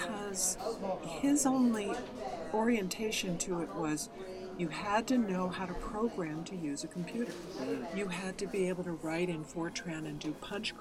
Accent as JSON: {"language": "English", "area": "Silicon Valley", "region": "California", "country": "United States", "tie": "born or raised there", "said": "I grew up in Silicon Valley."}